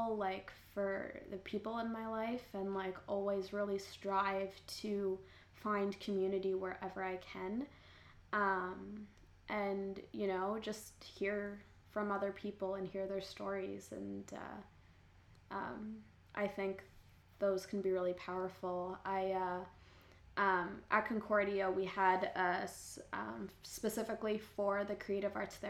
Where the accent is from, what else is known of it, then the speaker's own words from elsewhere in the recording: Canada; I grew up in Canada, which is a very individualistic culture